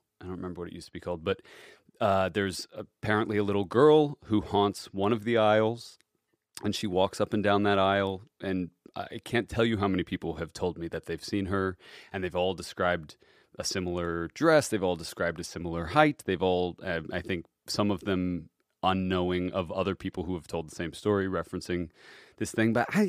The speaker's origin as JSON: {"language": "English", "town": "Cincinnati", "region": "Ohio", "country": "United States", "tie": "born or raised there", "said": "Cincinnati, Ohio."}